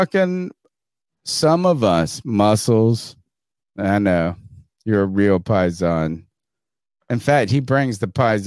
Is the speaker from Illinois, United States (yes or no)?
no; Winterville, North Carolina, United States; I'm fucking from Winterville, North Carolina. I'm American as it comes.